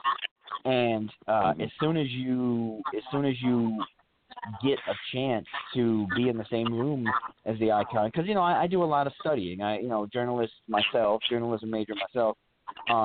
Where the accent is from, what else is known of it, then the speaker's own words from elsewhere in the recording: New York, United States; I'm from New York